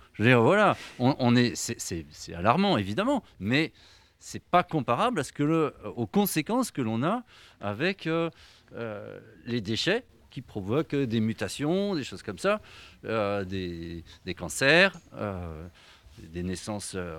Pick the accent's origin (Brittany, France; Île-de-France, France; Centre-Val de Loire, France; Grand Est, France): Brittany, France; Je suis breton